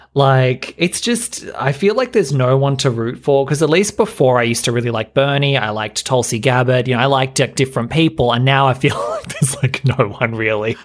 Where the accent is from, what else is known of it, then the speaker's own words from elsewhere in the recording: Australia; being Australian